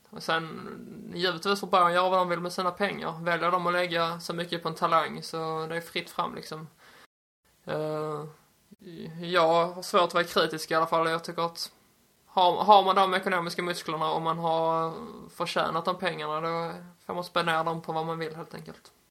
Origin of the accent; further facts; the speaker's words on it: Skåne, Sweden; jag som skåning